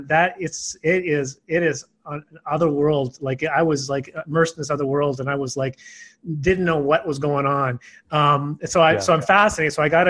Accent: Yukon, Canada; I grew up in Northern Canada, the Yukon, we call them the Yukon boys

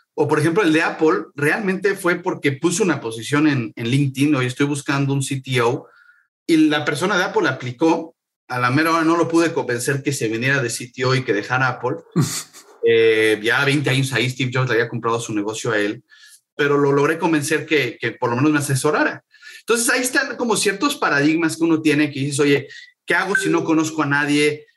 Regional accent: Mexico City, Mexico; moved away as an adult; now in San Francisco, United States; yo soy mexicano, como sabes, nací, nací en el DF, tuve varios negocios, algunos exitosos, algunos no exitosos, en México. Y en el 2015 me vine a vivir a San Francisco

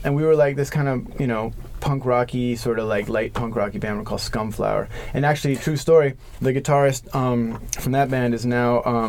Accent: New York, United States; And keep in mind, I grew up in New York between 91 and 94, so I didn't like know any of this stuff about.

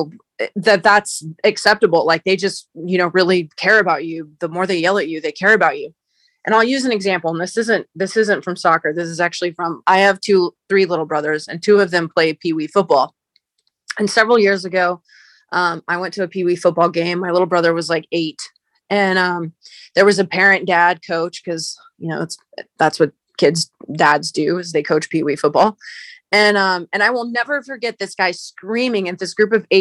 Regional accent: United States; my experience in general as an athlete growing up in the United States

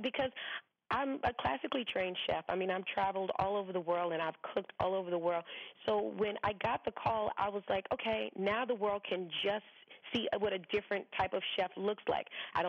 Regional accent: the South, United States; born or raised there

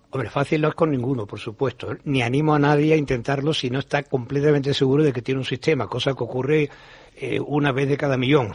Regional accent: Seville, Andalusia, Spain; also born or lived in Madrid; realmente me siento sevillano, que nací en Madrid, pero mi padre era militar y estaba destinado allí. Pero somos familia toda andaluza

